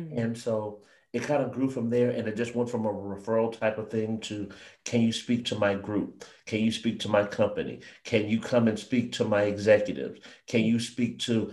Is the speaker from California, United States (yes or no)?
yes; San Jose, California, United States; I grew up in San Jose, California